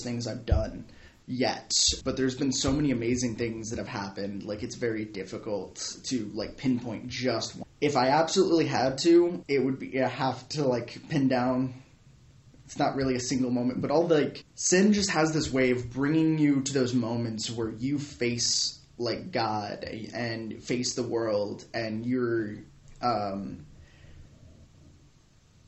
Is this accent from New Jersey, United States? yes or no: no; Southern California, United States; Southern California.